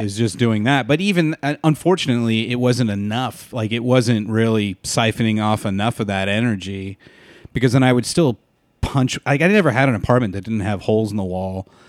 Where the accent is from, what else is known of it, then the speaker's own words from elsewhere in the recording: San Diego, California, United States; moved away as an adult; also born or lived in Walnut, California; now in Los Angeles, United States; we moved to San Diego when I was twelve. So I s, consider San Diego, like, my hometown, 'cause that's where I did all my growing up